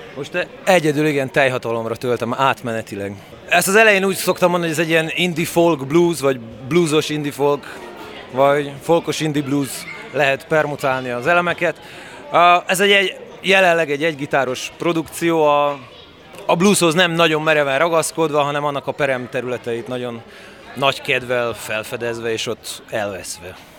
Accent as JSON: {"language": "Hungarian", "town": "Oradea", "region": "Bihor County", "country": "Romania", "tie": "born or raised there", "said": "Erdélyben születtem legutoljára, nagyváradi születésű vagyok."}